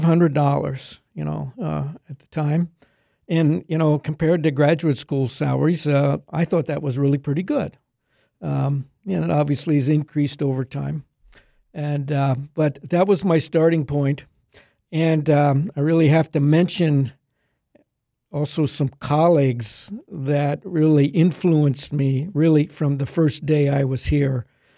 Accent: Middletown, Pennsylvania, United States; I grew up in Pennsylvania near Middletown, which is between Harrisburg and Hershey, small farm there.

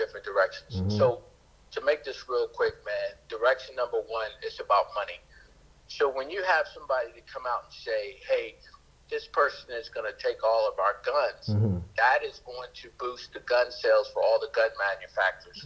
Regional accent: Germany; moved away; I was born in Germany. I spent most of my time in Germany

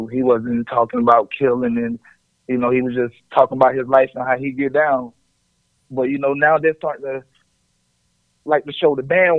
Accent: Conway, South Carolina, United States; Oh, I'm from Conway, South Carolina. What? You rapping like that?

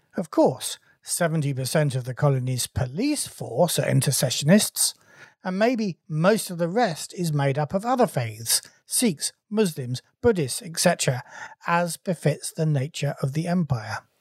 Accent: England, United Kingdom; as an Englishman

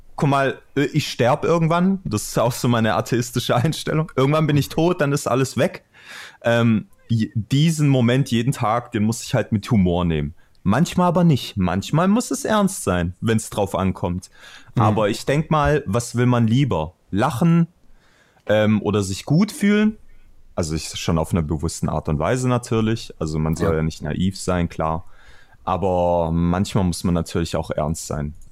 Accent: Stuttgart, Baden-Württemberg, Germany; woher kommst du? Aus Stuttgart

